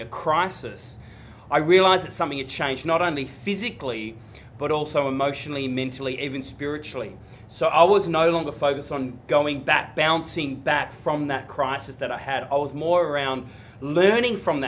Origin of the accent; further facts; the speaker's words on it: Tasmania, Australia; I grew up in Tasmania